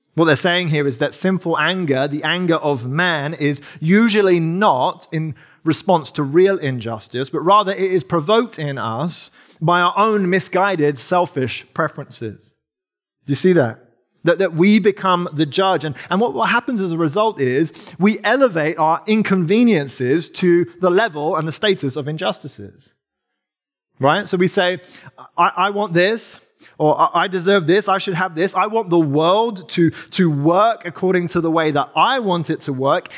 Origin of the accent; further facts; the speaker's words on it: England, United Kingdom; accent: English; Sarah and I, if you can't tell from my accent and the way that I say wrath instead of wrath, um, we're, we're English